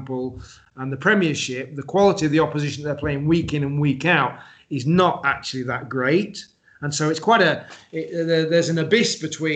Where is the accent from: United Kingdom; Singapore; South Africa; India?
United Kingdom; England; we're English